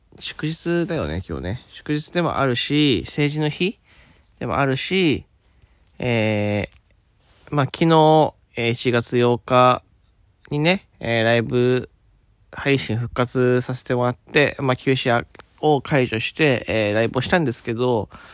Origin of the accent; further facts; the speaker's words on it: Fukuoka, Japan; 僕は福岡出身